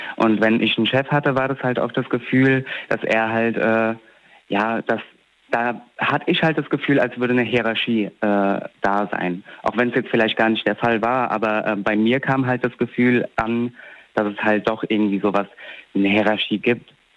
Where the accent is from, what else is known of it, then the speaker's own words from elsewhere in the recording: Alzey, Rhineland-Palatinate, Germany; ja aus Alzey